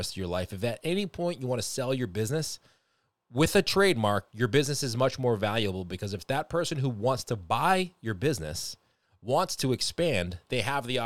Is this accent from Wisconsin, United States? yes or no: no; Boston, Massachusetts, United States; I'm from Boston. I talk a little fast